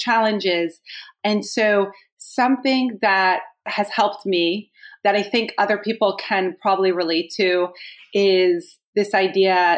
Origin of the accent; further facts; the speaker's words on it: New Jersey, United States; I am from New Jersey